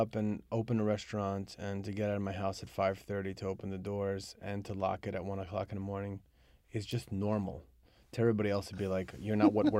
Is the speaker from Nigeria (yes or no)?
no; Croatia; now in New York City, United States; I'm from Croatia.